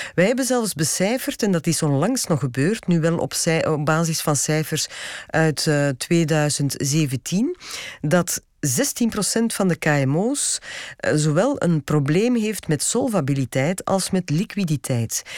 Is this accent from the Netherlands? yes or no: no; Belgium; wij als Belgen